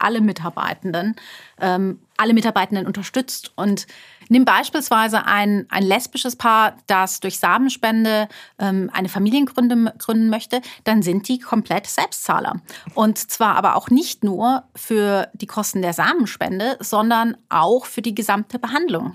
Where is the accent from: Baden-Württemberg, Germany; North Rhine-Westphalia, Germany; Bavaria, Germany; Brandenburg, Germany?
Baden-Württemberg, Germany; Karlsruhe; moved away as an adult; also born or lived in Frankfurt / London; now in Heidelberg, Germany; ich komme ursprünglich aus, aus Karlsruhe, aus, also aus Baden-Württemberg